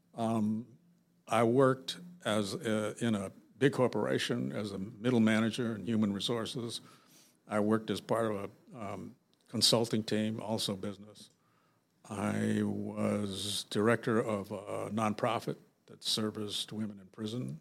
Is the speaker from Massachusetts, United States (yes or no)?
no; Los Angeles, California, United States; I grew up in South Central L